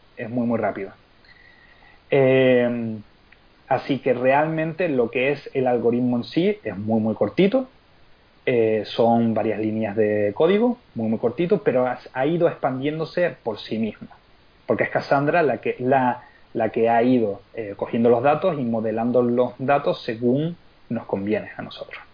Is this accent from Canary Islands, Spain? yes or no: yes; Lanzarote, Canary Islands, Spain; also born or lived in Seville; yo soy de Lanzarote, pero yo nací en Sevilla.